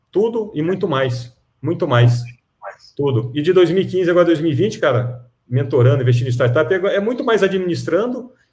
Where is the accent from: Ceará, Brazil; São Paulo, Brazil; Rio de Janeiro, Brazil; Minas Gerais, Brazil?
São Paulo, Brazil; Piracicaba; Piracicaba, ó, eu sou piracicabano, hein, sou caipira, tá?